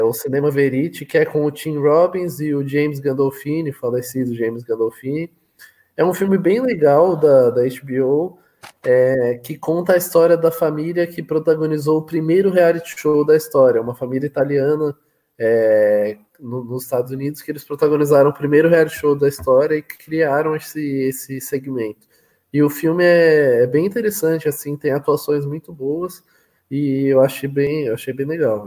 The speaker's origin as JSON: {"language": "Portuguese", "region": "São Paulo", "country": "Brazil", "said": "eu sou de São Paulo, Matheus. Sou de São Paulo."}